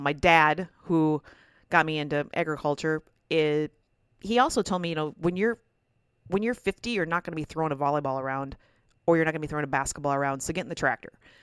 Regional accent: Minnesota, United States; I am from Minnesota

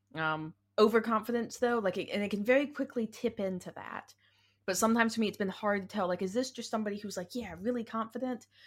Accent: the South, United States; accent: southern; my southern accent

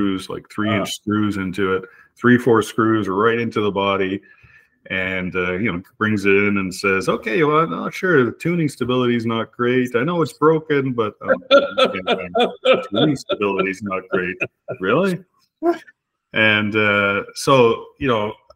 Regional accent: Montreal, Quebec, Canada; moved away as an adult; now in Manotick, Canada; We moved here in 1999 from Montreal. I grew up in Montreal, Quebec

